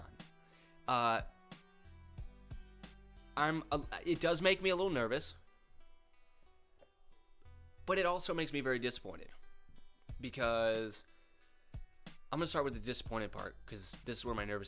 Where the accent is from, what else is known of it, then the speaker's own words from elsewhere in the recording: Rochester, New York, United States; moved away as an adult; also born or lived in Georgia / Florida; I'm originally from Rochester, New York, and that's where I currently live.